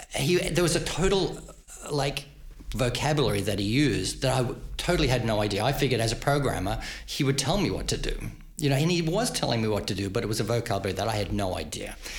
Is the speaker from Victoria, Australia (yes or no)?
no; Queensland, Australia; moved away as an adult; now in United States; I grew up in Queensland, Northern Australia